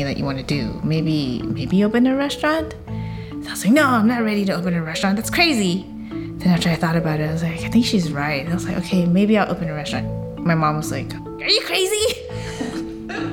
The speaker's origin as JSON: {"language": "English", "country": "United States", "tie": "born or raised there", "said": "the rice that I grew up eating in the States"}